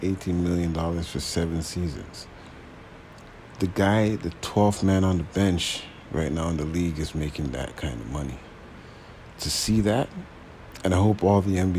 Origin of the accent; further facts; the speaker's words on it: Toronto, Ontario, Canada; I'm from Toronto